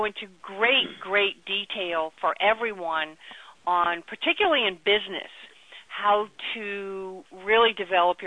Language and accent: English; Chuckatuck, Virginia, United States; I grew up in Chucky Tuck, Virginia, which was literally a tiny little place that had 60 people in it